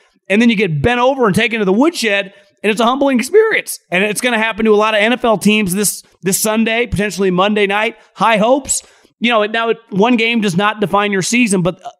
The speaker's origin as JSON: {"language": "English", "region": "West Coast", "country": "United States", "tie": "born or raised there", "said": "And I know a lot of Ducks fans growing up on the West Coast."}